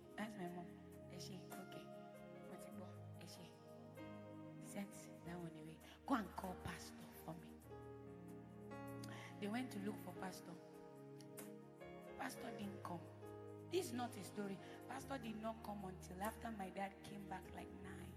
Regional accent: Edo, Nigeria; I'm from Edo State.

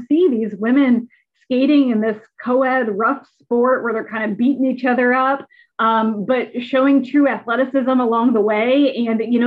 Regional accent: Indiana, United States; moved away as an adult; also born or lived in Massachusetts / Nebraska / Louisville, Kentucky; growing up in Indiana, a true Hoosier at heart, I grew up on basketball

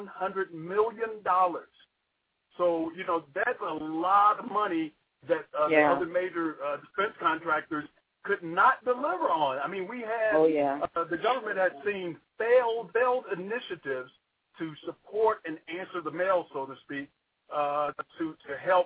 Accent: Georgia, United States; moved away; I'm actually originally from Georgia

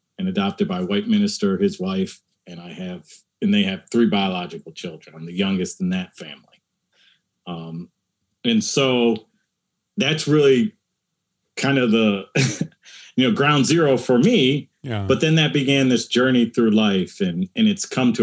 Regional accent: United States; my experience of a person of color growing up in America

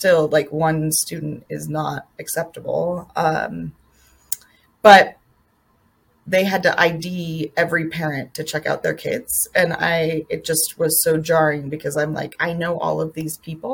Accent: Colorado, United States; I grew up in Colorado where I feel like the first school shooting happened, Columbine happened

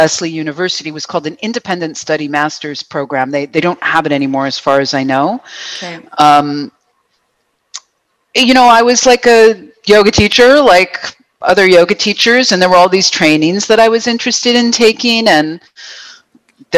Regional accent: Buffalo, New York, United States; also born or lived in Boston; now in Vancouver, Canada; Yes, I am American. I was born in Buffalo.

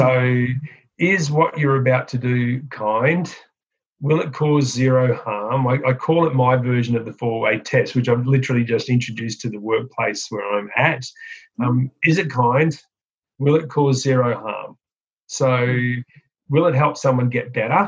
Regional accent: Queensland, Australia; I'm a Queenslander in Australia

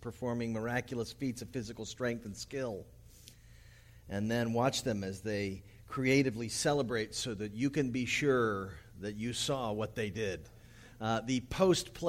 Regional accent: United States; also born or lived in Los Angeles

